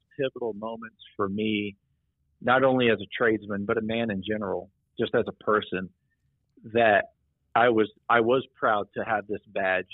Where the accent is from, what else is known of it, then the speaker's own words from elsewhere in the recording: Midwest, United States; growing up in the Midwest in a, you know, cornfield, old coal mining town